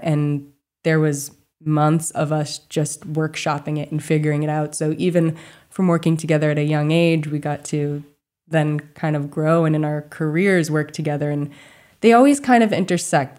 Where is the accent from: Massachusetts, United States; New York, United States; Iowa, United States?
Massachusetts, United States; Charlton; I grew up in rural Massachusetts, um, right outside of, well, I guess it's kind of considered Western Massachusetts, some people say, but it's a little town called Charlton